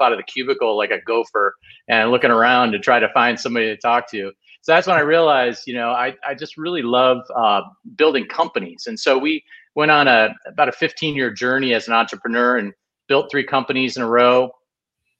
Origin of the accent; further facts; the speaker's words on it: Midwest, United States; moved away; also born or lived in Ohio / Michigan / West Coast; I grew up in the Midwest, and specifically Ohio and Michigan.